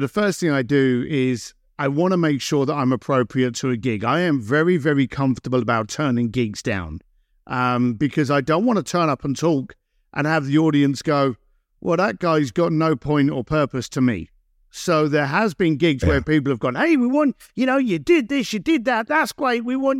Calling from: Los Angeles, California, United States; I'm in Los Angeles.

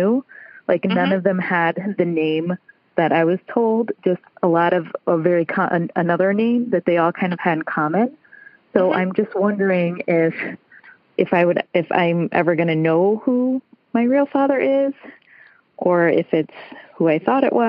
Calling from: Chicago, Illinois, United States

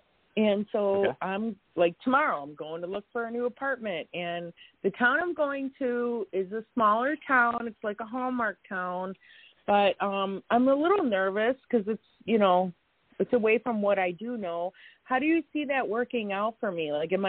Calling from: Chicago, Illinois, United States; And, yes, I'm calling from Chicago.

